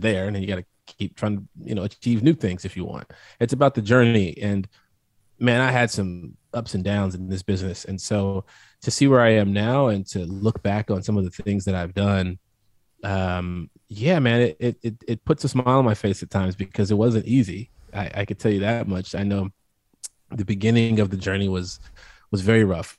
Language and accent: English; Midwest, United States; I'm from the Midwest